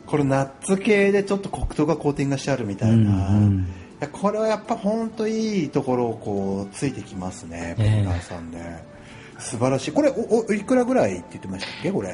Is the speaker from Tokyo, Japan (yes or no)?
no; Hakodate, Hokkaido, Japan; moved away; 函館のね地元に帰ってた時に